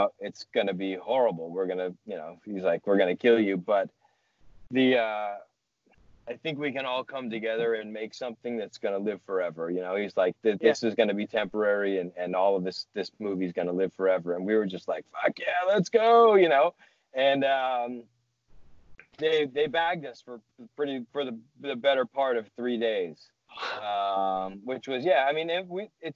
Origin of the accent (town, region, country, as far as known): near Boston, Massachusetts, United States; born or raised there